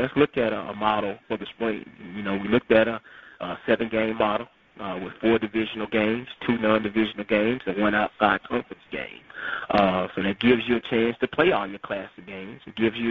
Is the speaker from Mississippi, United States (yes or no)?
yes; Jackson, Mississippi, United States; growing up in Jackson, you know, all I knew was championship Jackson State University. And being from Jackson and born and raised